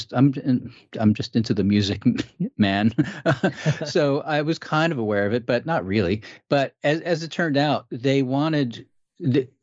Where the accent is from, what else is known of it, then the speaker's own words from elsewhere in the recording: East Coast, United States; I was from the East Coast, you know, college boy and New York type, you know, guy